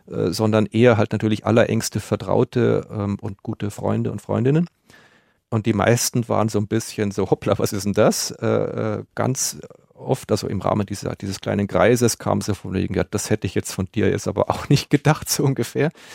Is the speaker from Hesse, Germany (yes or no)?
no; Munich, Bavaria, Germany; meiner Heimat München